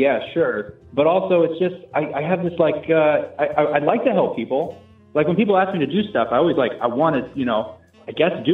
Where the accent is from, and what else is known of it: Washington, United States